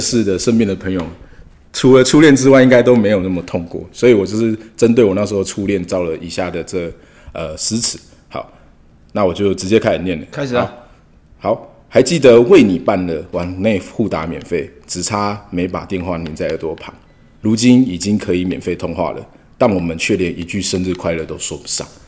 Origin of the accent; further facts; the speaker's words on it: Hualien City, Hualien County, Taiwan; 我是花莲人，花莲